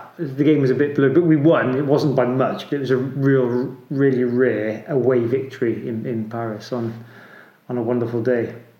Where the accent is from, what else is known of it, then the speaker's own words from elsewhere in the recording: East Midlands, United Kingdom; There's no being a Welshman living in England and where I'm from in Derbyshire, you can pretty much count them on one hand.